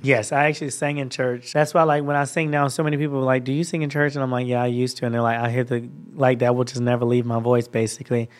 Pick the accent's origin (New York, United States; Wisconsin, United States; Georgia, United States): Georgia, United States; accent: Georgia; moved away as an adult; now in Los Angeles, United States; it's my Georgia accent. This is how I talk when I'm back at home